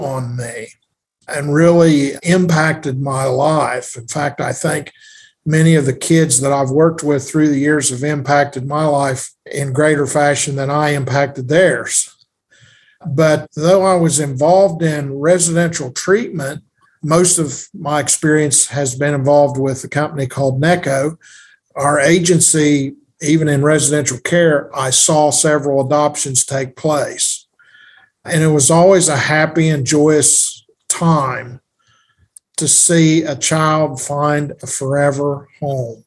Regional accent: Lawrence County, Ohio, United States; moved away as an adult; also born or lived in South Carolina; I was born and raised in Lawrence County

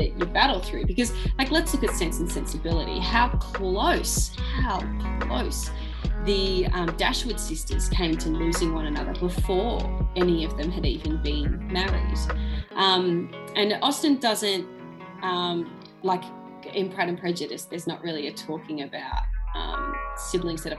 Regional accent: Ballarat, Victoria, Australia; my hometown, Ballarat

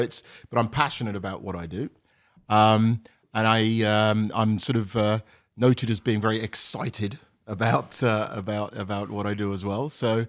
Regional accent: Isham, East Midlands, United Kingdom; moved away as an adult; So I grew up in a small village in the middle of England, in a county called Northamptonshire, a small village called Isham, and went to school around there, and essentially left there when I went to university at about 18.

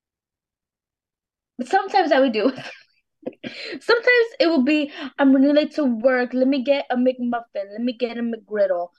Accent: Texas, United States; I'm famously Texan

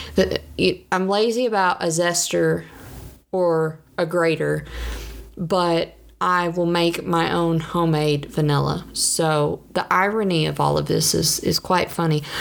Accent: the South, United States; I'm from the South.

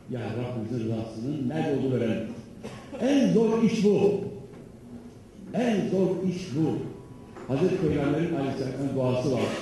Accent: Trabzon, Turkey; Ben Trabzonluyum dedim

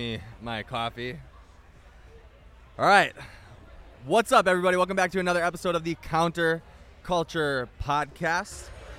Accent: Milwaukee, Wisconsin, United States; I grew up in Milwaukee for the most part. Yeah, city boy.

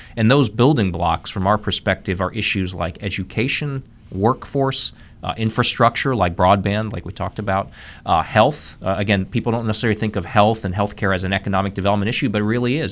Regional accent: Columbus, Ohio, United States; moved away as an adult; also born or lived in Missouri; now in North Carolina, United States; I'm a native of Ohio, born and raised in Columbus, Ohio. Spent my first thirty years there

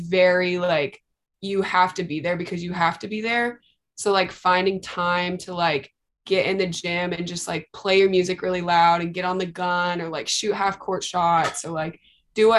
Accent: Tulsa, Oklahoma, United States; also born or lived in Norman, Oklahoma; I'm from Tulsa

